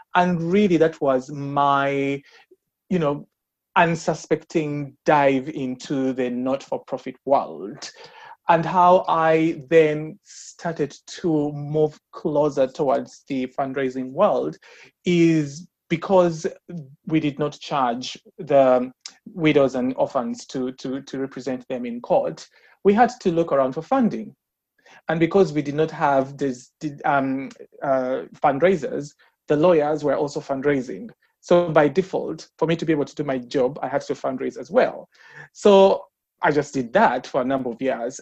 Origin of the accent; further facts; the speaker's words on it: Uganda; I was born and raised in Uganda.